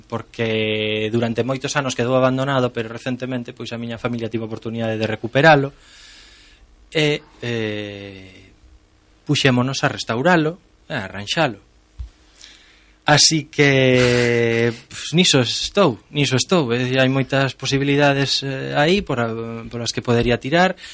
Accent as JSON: {"language": "Galician", "town": "Lugo", "region": "Galicia", "country": "Spain", "tie": "born or raised there", "also_born_or_lived": "Santiago de Compostela / A Coruña", "said": "eu nacín en Lugo, vivín moitos anos en Santiago, mm, ahora traballo a tempo parcial na Coruña"}